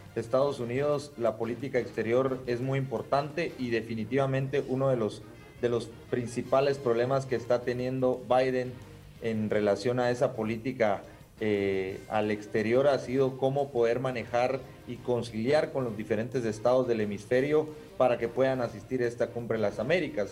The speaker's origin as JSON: {"language": "Spanish", "country": "Guatemala", "said": "nosotros como guatemaltecos"}